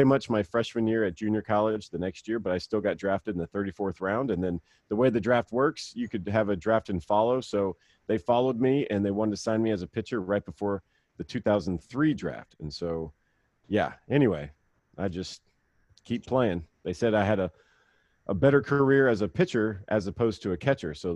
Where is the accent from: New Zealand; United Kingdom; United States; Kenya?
United States; Mississippi; we live, you know, kind of off the beaten path growing up in Mississippi